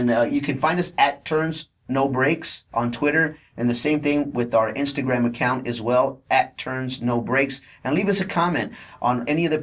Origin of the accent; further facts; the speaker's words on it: Texas, United States; I'm from Texas